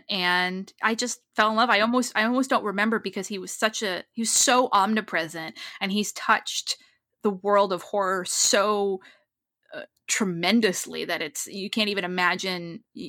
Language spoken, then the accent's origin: English; Massachusetts, United States; But when you grow up, I grew up in northeastern Massachusetts, and I never felt the need